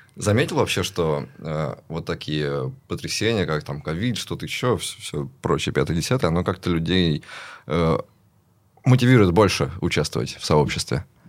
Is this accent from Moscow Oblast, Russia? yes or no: no; Ivanovo, Ivanovo Oblast, Russia; moved away as an adult; also born or lived in Minsk; Я там, ну, вырос в Иваново, в Иванове